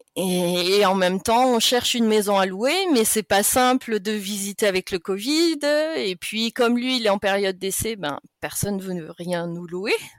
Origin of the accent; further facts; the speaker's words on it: France; moved away as an adult; now in Germany; chez nous, en France